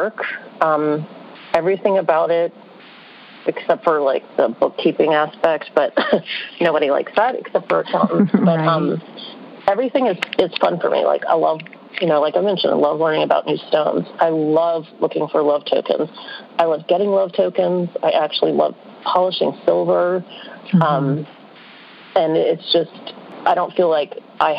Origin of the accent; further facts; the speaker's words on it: New Orleans, Louisiana, United States; I grew up in New Orleans